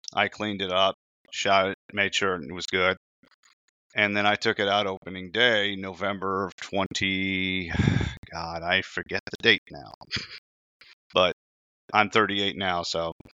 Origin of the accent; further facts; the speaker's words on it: Indiana, United States; I was born in Indiana